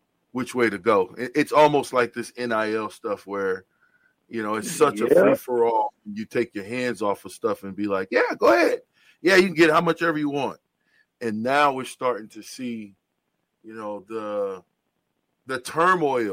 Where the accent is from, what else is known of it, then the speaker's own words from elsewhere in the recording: Nebraska, United States; us folk in Nebraska that's from Nebraska